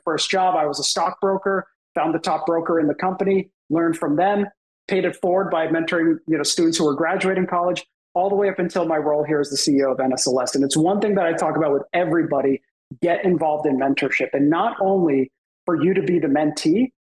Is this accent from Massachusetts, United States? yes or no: yes; Boston, Massachusetts, United States; also born or lived in Canada; I grew up in the Boston area, and I was actually born in Canada